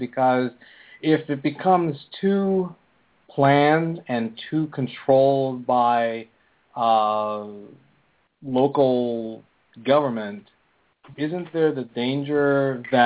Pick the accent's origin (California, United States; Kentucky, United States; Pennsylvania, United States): Pennsylvania, United States; Philadelphia; moved away; I'm from Philadelphia